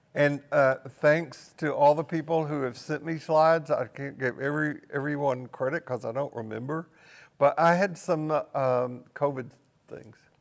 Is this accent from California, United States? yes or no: no; Tennessee, United States; I grew up in Tennessee on the w, just the west side of Appalachia